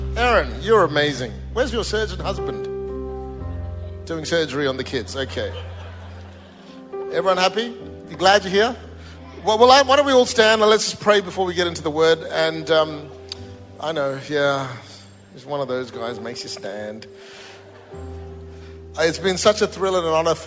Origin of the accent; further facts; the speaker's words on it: Malaysia; also born or lived in Singapore; now in Australia; I was born in Singapore, grew up in Malaysia, Indian origin, Australian citizen for 30 years